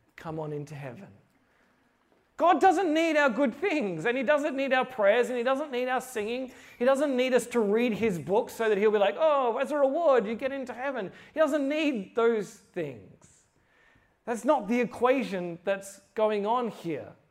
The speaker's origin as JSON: {"language": "English", "country": "Australia", "said": "I'm from Australia"}